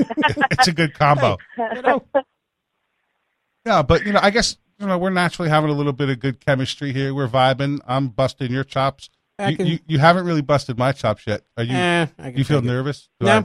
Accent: New York, United States; now in Florida, United States; I'm from New York

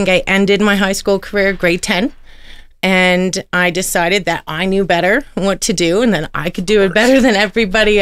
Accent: Toronto, Ontario, Canada; moved away; also born or lived in Oshawa, Ontario / Calgary, Alberta / Edmonton, Alberta; I'm from Toronto, born and raised in Scarborough.

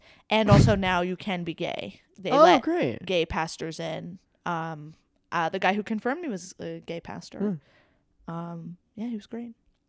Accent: Jamaica; And I am Jamaican, which is like normal. That's like pretty common in Jamaica because, you know, British colony, et cetera.

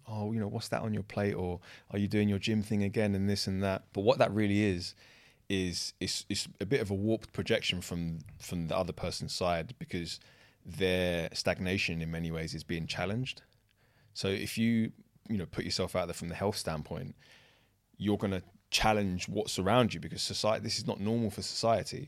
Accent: London, United Kingdom; I grew up in the kind of Shoreditch, Old Street area

